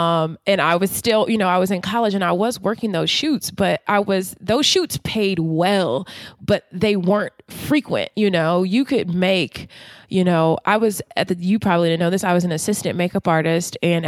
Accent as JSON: {"language": "English", "town": "Baltimore", "region": "Maryland", "country": "United States", "lives_now": "Washington, D.C., United States", "said": "But since I'm from Baltimore, I know I could have a mini waterfront condo for this price."}